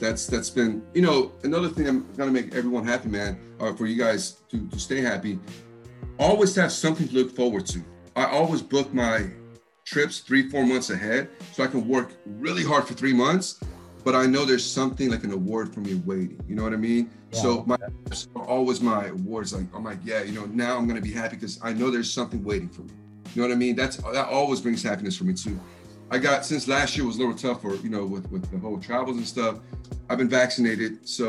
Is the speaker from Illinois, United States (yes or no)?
no; Texas, United States; the funny thing is, even though I'm from Texas, everyone thinks that I'm from the East Coast.